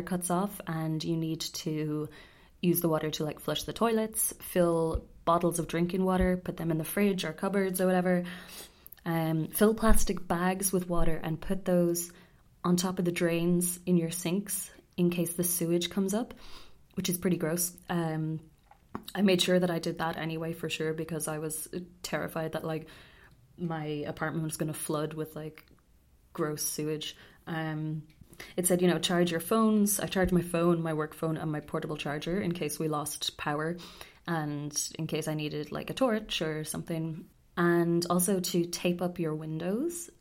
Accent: Ireland; moved away as an adult; now in Tokyo, Japan; Growing up in Ireland

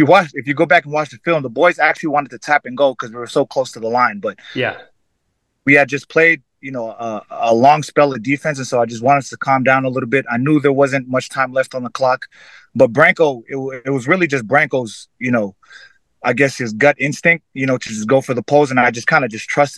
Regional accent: Fiji; now in United States; someone that has come from growing up in Fiji, where rugby was always a part of my life

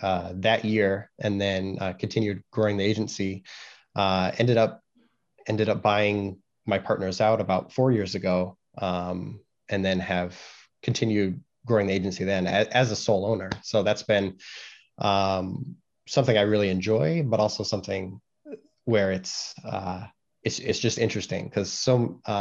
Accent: Carmel, Indiana, United States; moved away; also born or lived in Los Angeles, California; moved to the Midwest, lived in Indiana, most of my life

